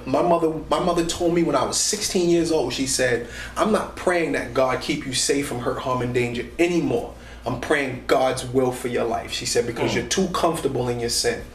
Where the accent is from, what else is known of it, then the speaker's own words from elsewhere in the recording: New York City, New York, United States; moved away; I grew up 134 in Guyon Brewer